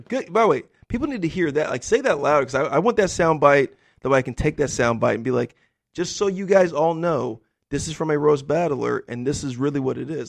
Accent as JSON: {"language": "English", "region": "the deserts of California", "country": "United States", "tie": "born or raised there", "said": "I grew up in a really poor, rural, white community in, like, the deserts of California"}